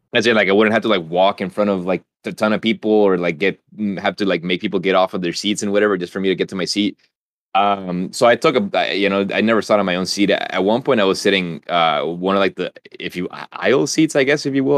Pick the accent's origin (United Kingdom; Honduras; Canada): Honduras; moved away; I was from Honduras